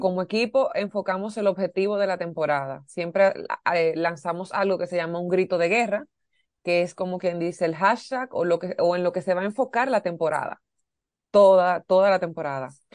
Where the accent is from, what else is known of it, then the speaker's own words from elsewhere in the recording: Dominican Republic; aquí en mi país